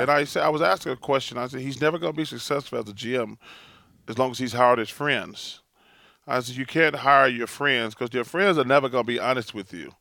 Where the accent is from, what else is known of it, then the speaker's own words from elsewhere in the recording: Alabama, United States; moved away; also born or lived in Philadelphia; growing up in Alabama, my grandmother, who's the greatest person in my life ever, we, you know, we grew up really poor.